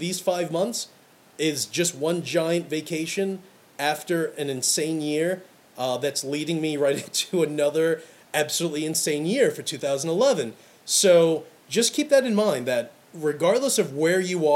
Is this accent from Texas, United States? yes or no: no; New York City, New York, United States; Growing up in Brooklyn